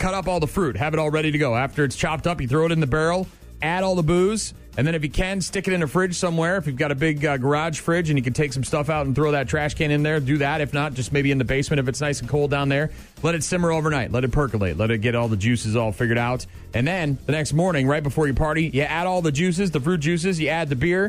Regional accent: New England, New Hampshire, United States; moved away as an adult; now in La Crosse, United States; I grew up in New Hampshire, New England

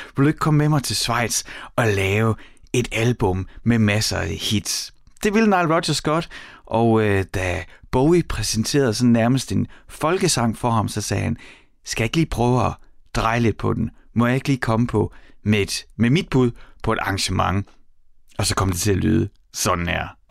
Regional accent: Horsens, Central Denmark Region, Denmark; i mit barndomshjem, der var der en øh, Beogram 4000, og på den, en af de første plader, jeg selv lærte at lægge på, øh, den at få lov til at styre pladespilleren for mig selv i Mimerskade i Horsens

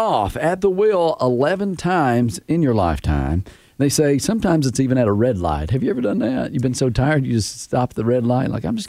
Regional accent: Tennessee, United States; I'm from Tennessee.

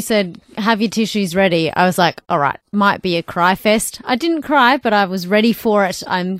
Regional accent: Australia; I did feel proud as an Aussie

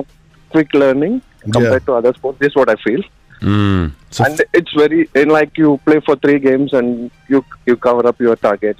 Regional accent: India; now in United Arab Emirates; I'm from India.

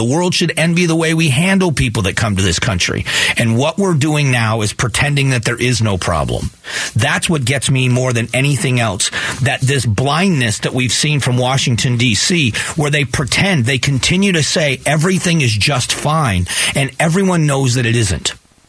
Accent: Afghanistan; When I am from Afghanistan, I feel like this too. I don't have a country.

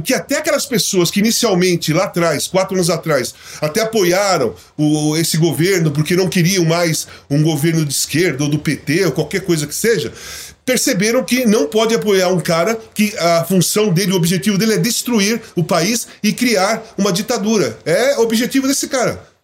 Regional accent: Brazil; also born or lived in Portugal; sou brasileiro, e quando eu voltei para o Brasil é para assumir a minha posição de cidadão brasileiro

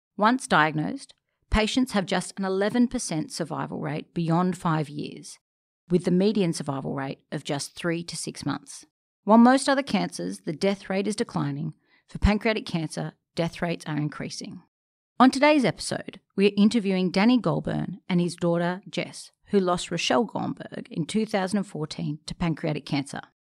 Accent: Sydney, New South Wales, Australia; I grew up in Bronte

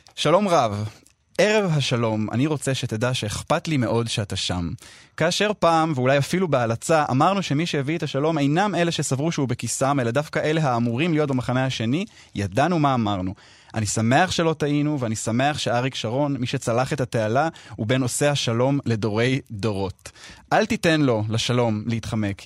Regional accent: Israel; moved away as an adult; now in London, United Kingdom; אני מכאן כן, נכון, אי אפשר לברוח מזה, כל המערך הנפשי שלי והתרבותי והקהילתי, הכל

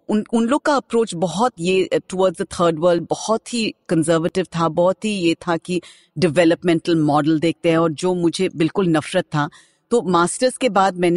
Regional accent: West Bengal, India; first language Bengali; Hindi is a second language; मैं पहले आपको ये बताना चाहती हूँ कि मैं बंगाली हूँ तो मेरा हिंदी बहुत बुरी है

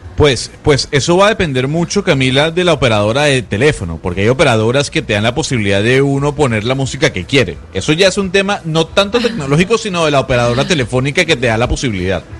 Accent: Venezuela; yo soy venezolano

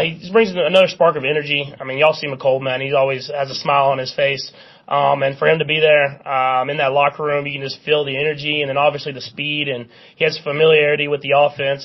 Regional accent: Texas, United States; moved away as an adult; now in Kansas City, United States; I grew up in Texas

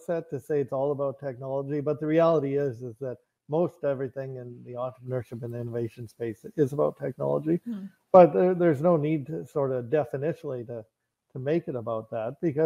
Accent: Canada; I'm Canadian. I spent most of my life living in Canada

